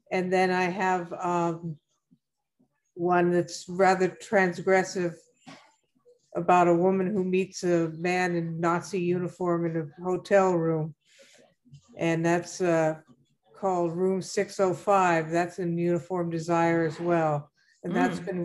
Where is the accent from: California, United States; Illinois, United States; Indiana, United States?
California, United States; Orinda; also born or lived in Berkeley, United States / Colombo, Sri Lanka / New Delhi, India; I was born in Berkeley, California, and raised in Orinda, California, Colombo, Ceylon, and New Delhi, India.